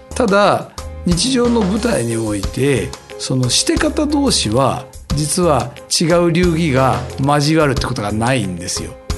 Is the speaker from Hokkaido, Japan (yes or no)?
no; Nakano-sakaue, Tokyo, Japan; うちの実家のあるところ